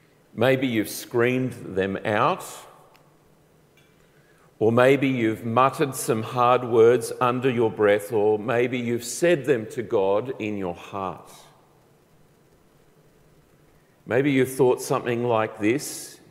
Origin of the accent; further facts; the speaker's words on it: Colombia; I grew up in South America. My parents were missionaries, and so I grew up in the country of Colombia, the top northwest part of South America.